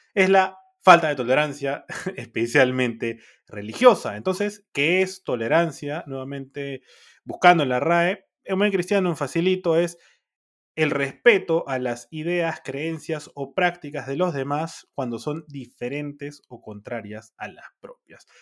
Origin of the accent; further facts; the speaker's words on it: Peru; soy peruano